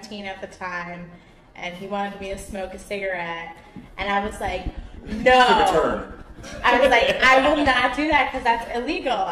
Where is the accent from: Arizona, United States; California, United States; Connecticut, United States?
Connecticut, United States; now in New York City, United States; I grew up in Connecticut